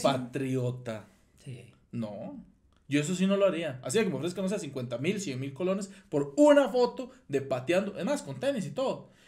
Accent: Costa Rica; yo soy tico

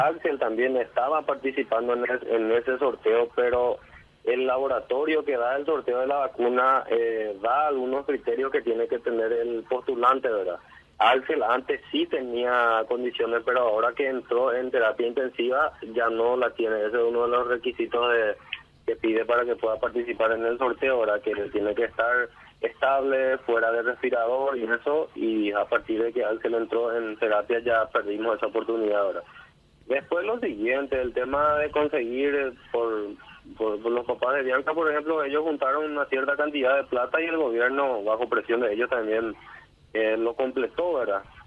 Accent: Coronel Oviedo, Caaguazú, Paraguay; somos de Coronel Oviedo

